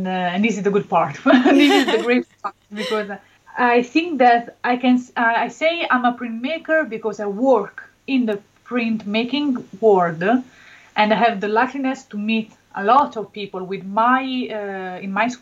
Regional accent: Benevento, Campania, Italy; English is a second language; I come from a very little city near Naples. My city is Benevento.

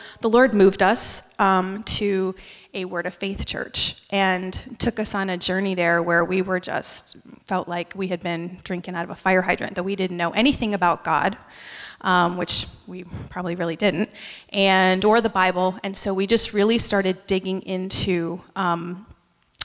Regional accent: upstate New York, United States; moved away as an adult; also born or lived in Allentown, Pennsylvania / North Carolina; I was born in Allentown, Pennsylvania, but I was raised in upstate New York and moved to North Carolina after I graduated from college

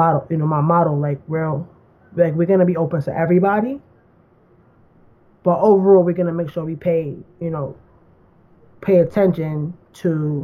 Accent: New York, United States; I'm from New York, and I grew up in public housing.

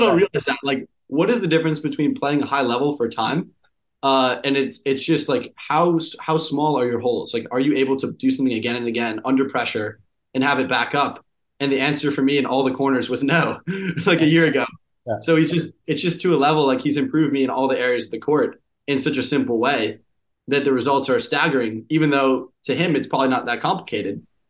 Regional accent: Boston, Massachusetts, United States; I grew up in the Boston area

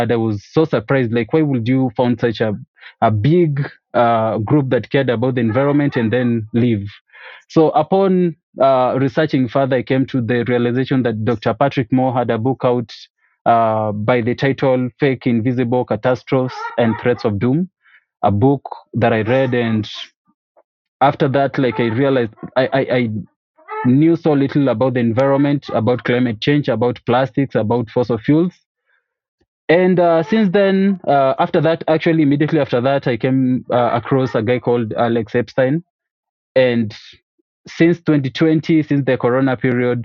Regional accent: Kisii, Kisii County, Kenya; from Kisii, Kenya

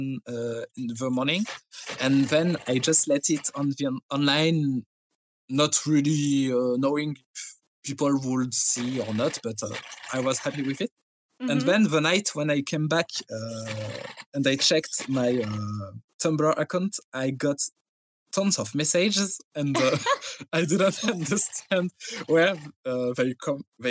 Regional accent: France; English is a second language; I'm French

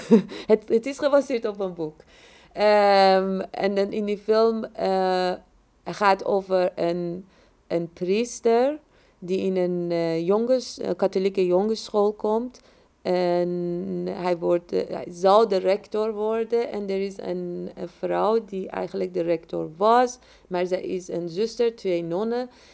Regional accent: Iran; moved away as an adult; ik ben in Iran opgegroeid, heb de revolutie meegemaakt, heb een oorlog meegemaakt en dan ook nog gevlucht

